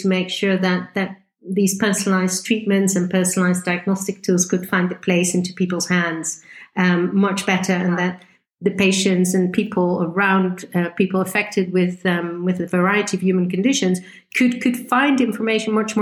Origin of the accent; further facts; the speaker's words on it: Netherlands; moved away as an adult; also born or lived in Groningen, Netherlands / Switzerland / United Kingdom; I'm originally from the Netherlands